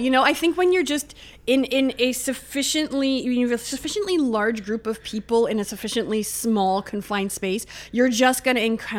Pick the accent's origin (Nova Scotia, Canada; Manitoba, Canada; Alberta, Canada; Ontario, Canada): Ontario, Canada; Pickering; So I grew up just outside of Toronto. So I grew up in a suburb, Ajax, Pickering, that area.